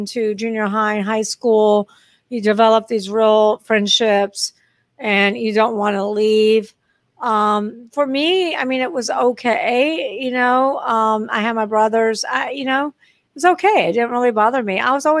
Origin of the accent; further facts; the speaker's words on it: Long Beach, California, United States; born there; so I was born in Long Beach, California. So I do have relatives.